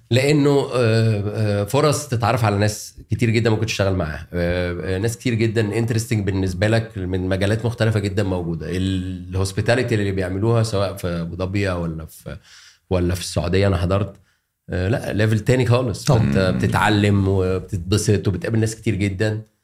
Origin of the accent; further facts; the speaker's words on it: Alexandria, Alexandria Governorate, Egypt; moved away as an adult; now in Cairo, Egypt; انا عشان اسكندراني